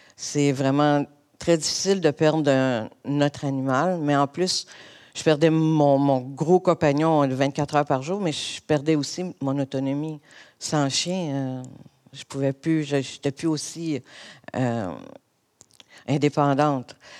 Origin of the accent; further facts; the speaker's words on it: Montreal, Quebec, Canada; je suis originaire de Montréal. J'ai, euh, en fait, j'ai toujours habité l'est de l'île.